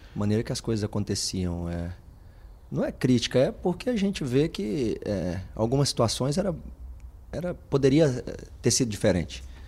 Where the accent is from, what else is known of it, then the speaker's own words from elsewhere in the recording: Brazil; moved away as an adult; also born or lived in Netherlands / England; now in Watford, United Kingdom; nós somos brasileiros ou sul-americanos